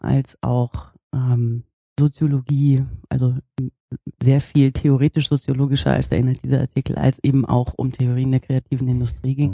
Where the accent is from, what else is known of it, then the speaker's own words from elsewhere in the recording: Bad Münstereifel, North Rhine-Westphalia, Germany; moved away as an adult; also born or lived in Netherlands; now in Hamburg, Germany; Ich komme aber ursprünglich äh, aus der Nähe von Köln, aus der schönen Eifel. Mhm. Ähm, und bin da groß geworden, in, in Bad Münstereifel